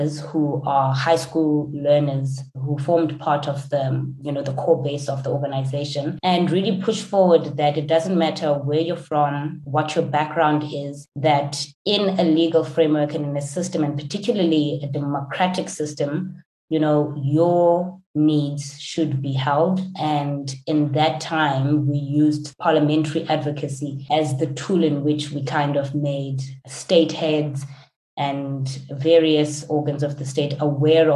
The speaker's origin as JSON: {"language": "English", "region": "rural Eastern Cape", "country": "South Africa", "tie": "born or raised there", "said": "Growing up in South Africa, and particularly in the rural Eastern Cape"}